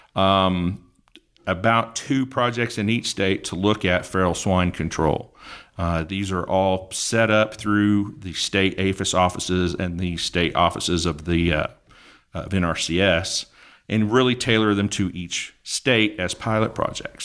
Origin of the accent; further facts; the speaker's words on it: Northeast Oklahoma, United States; I grew up in Oklahoma, Northeast Oklahoma